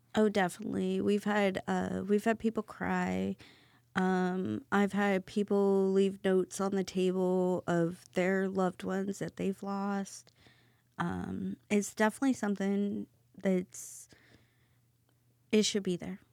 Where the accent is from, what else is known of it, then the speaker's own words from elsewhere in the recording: Cairo, Missouri, United States; now in San Antonio, United States; I am a small town country girl from Missouri. I grew up in a town of a hundred people